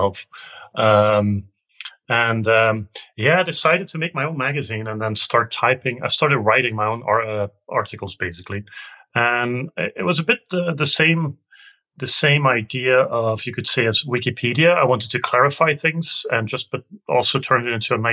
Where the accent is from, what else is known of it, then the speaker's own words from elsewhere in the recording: Belgium; I'm from Belgium